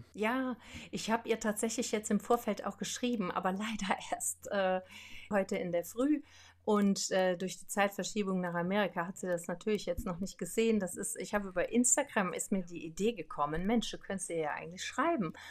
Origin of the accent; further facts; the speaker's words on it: Brohltal, near Lake Laach, Rhineland-Palatinate, Germany; also born or lived in Andernach; bin im Pohltal aufgewachsen. Das ist da am Dach Breslacher See